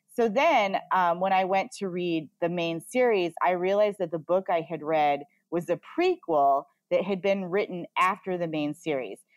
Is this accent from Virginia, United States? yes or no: no; Oregon, United States; I grew up in Oregon